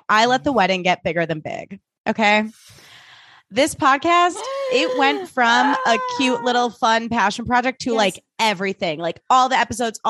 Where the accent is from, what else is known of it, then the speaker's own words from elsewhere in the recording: Vancouver, British Columbia, Canada; I think I'm pretty nice and I'm from Vancouver.